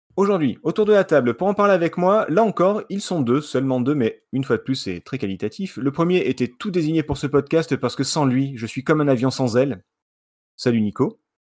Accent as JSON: {"language": "French", "town": "Marseille", "region": "Provence-Alpes-Côte d'Azur", "country": "France", "said": "je suis de Marseille"}